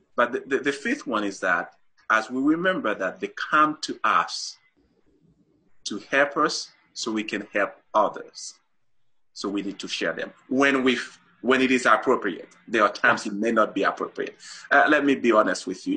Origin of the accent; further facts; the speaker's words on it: Haiti; moved away as an adult; also born or lived in Saint-Marc, Haiti / Port-au-Prince, Haiti; now in Utah, United States; I was born and raised in Haiti